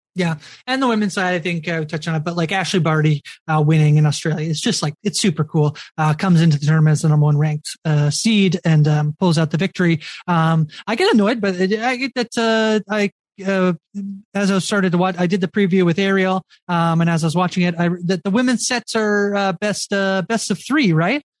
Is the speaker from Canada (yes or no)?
yes; Canada; the lone canadian in this crew